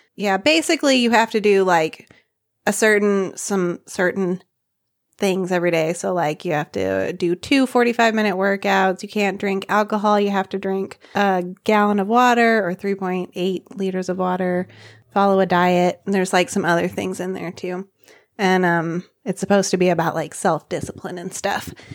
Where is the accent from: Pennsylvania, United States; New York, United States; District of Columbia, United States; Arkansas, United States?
Arkansas, United States; moved away as an adult; now in Nepal; I'm from Arkansas.